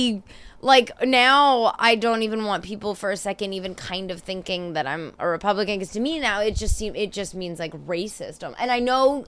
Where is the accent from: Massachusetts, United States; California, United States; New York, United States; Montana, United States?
California, United States; moved away; also born or lived in Seattle; I'm from California originally.